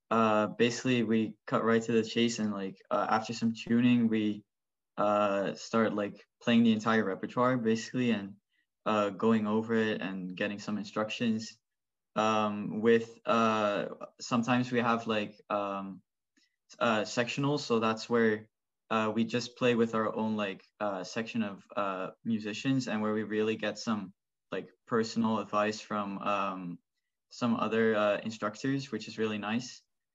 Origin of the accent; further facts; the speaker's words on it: Netherlands; now in Oakville, Canada; I came from the Netherlands where I played the violin and where I was kind of in a similar type of orchestra.